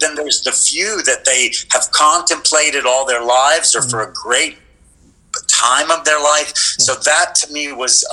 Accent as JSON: {"language": "English", "town": "Lubbock", "region": "Texas", "country": "United States", "tie": "born or raised there", "moved": "yes", "said": "I grew up in Lubbock, Texas"}